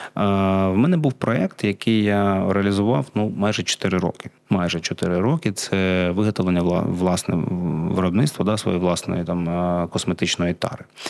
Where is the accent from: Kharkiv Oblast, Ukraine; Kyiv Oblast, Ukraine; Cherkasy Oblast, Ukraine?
Kharkiv Oblast, Ukraine; Kharkiv; first language Russian; Ukrainian is a second language; moved away as an adult; also born or lived in Saint Petersburg, Russia; now in Lviv Oblast, Ukraine; я з Харкова